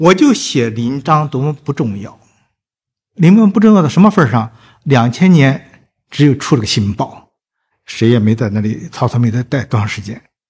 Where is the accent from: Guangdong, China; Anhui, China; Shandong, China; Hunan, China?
Shandong, China; moved away as an adult; also born or lived in Shanghai / Memphis / Toronto; now in Hangzhou, China; 我也加上山东，我相对来说比较熟悉，是我的家乡呢，